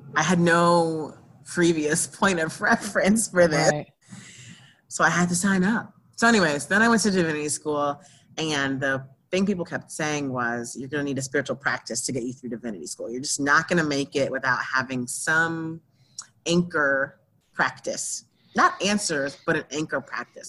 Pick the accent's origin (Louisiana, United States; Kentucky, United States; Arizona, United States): Louisiana, United States; New Orleans; I was born in New Orleans